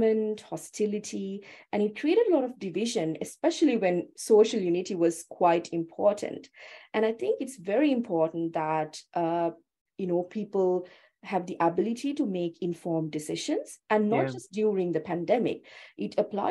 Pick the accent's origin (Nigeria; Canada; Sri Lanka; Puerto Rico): Sri Lanka; now in Australia; I'm originally from Sri Lanka, so I haven't gone through this school system